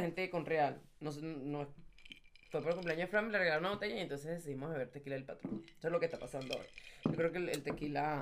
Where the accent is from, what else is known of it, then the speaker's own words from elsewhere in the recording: Venezuela; moved away; yo soy de Venezuela y ahora, desde que estoy aquí